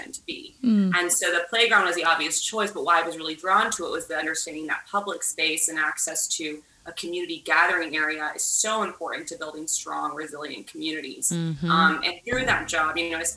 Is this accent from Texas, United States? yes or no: yes; Dallas, Texas, United States; moved away; also born or lived in Washington, D.C.; as someone who grew up in South Dallas